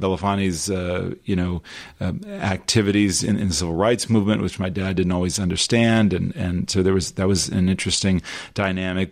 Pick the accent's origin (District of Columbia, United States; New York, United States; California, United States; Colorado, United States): California, United States; Los Angeles; we grew up in Los Angeles.